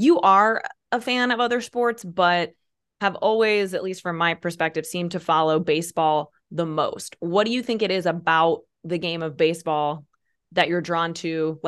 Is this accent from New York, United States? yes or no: no; Peoria, Illinois, United States; we grew up near in the Peoria area, where you have lived like most of your adult life